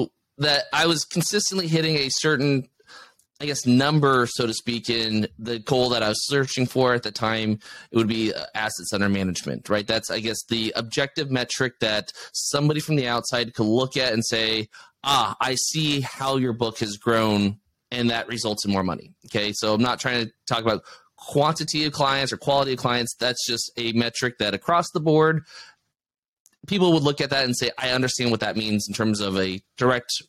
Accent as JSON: {"language": "English", "country": "United States", "said": "as an American"}